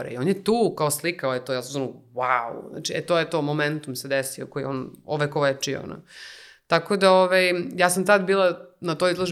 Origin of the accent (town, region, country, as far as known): Serbia